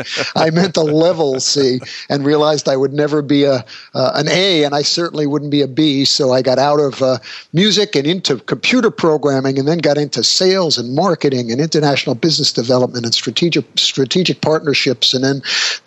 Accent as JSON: {"language": "English", "town": "New York City", "region": "New York", "country": "United States", "tie": "born or raised there", "said": "I was a professional trumpet player in New York City. You mentioned that you're a part-time New Yorker. So I grew up in New York"}